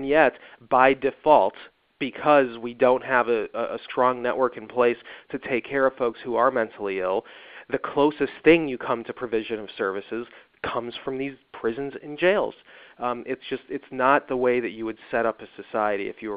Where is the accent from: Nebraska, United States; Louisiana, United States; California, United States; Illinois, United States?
Illinois, United States; Evanston; moved away; my hometown of Evanston